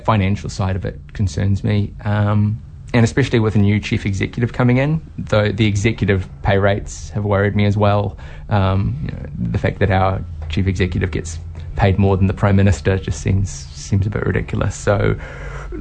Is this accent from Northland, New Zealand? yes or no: yes; Whangarei, Northland, New Zealand; moved away as an adult; now in Hamilton, New Zealand; I'm originally from Northland, from Whangarei, and I ended up staying.